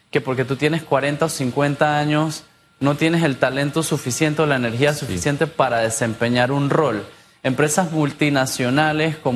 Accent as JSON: {"language": "Spanish", "country": "Panama", "said": "Yo soy panameño."}